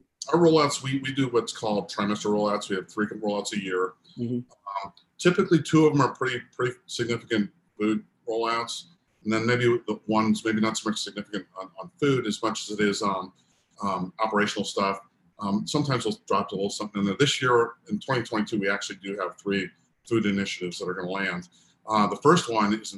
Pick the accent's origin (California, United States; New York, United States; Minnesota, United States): California, United States; San Diego; I'm from Southern California. I grew up in San Diego